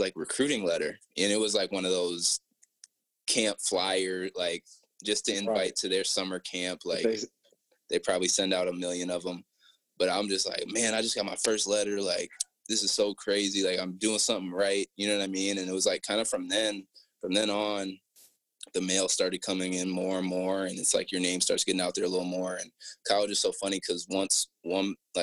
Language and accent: English; Apple Valley, Minnesota, United States; growing up in Apple Valley, Minnesota